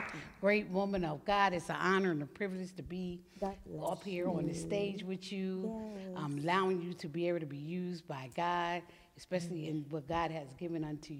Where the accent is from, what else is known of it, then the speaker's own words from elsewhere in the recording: West Chester, Pennsylvania, United States; now in Coachville, United States; I'm from originally from Westchester, Pennsylvania, but I reside in Coachville, Pennsylvania.